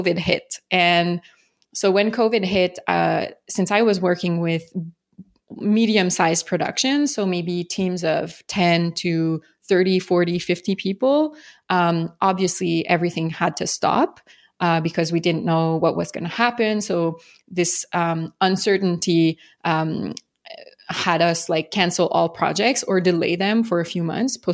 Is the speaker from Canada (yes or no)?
yes; Montreal, Quebec, Canada; accent: French; I'm from Montreal, Canada, for those who don't know, hence the French accent